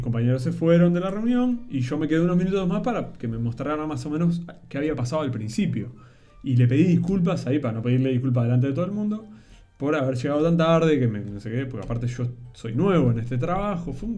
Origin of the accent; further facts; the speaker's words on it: Uruguay; yo soy uruguayo